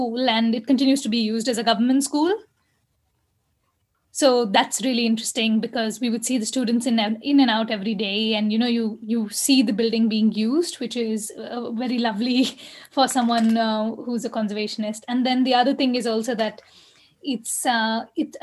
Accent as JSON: {"language": "English", "town": "Bangalore", "region": "Karnataka", "country": "India", "tie": "born or raised there", "said": "I grew up in Basavanagudi"}